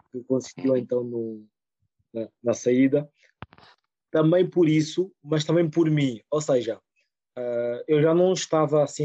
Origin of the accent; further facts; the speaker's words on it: Rio de Mouro, Lisbon, Portugal; sou de Rio de Moro.